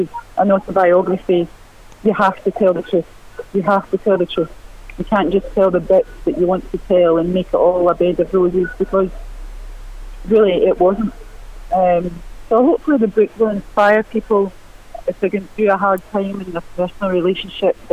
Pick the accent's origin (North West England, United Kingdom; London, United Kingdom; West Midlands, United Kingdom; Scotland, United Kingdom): Scotland, United Kingdom; Glasgow; I grew up in East End of Glasgow